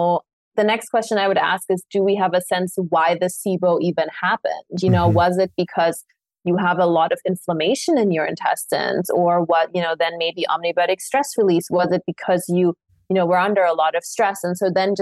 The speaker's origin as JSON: {"language": "English", "town": "Munich", "region": "Bavaria", "country": "Germany", "tie": "born or raised there", "moved": "yes", "said": "I grew up in Munich for most of my life"}